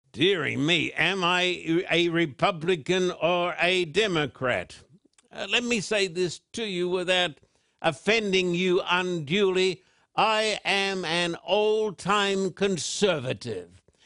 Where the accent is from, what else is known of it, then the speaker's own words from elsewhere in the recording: Australia; when I was a little boy growing up in Australia